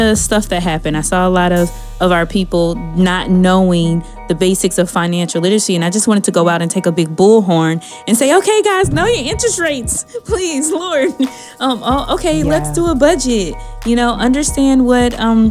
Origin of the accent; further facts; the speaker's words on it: Dallas, Texas, United States; I grew up in Dallas, Texas